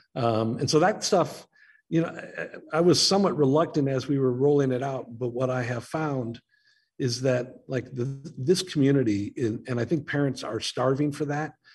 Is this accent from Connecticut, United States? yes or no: no; Naperville, Illinois, United States; now in Chicago, United States; I grew up in Naperville back when it was a small farm town of like 30,000 people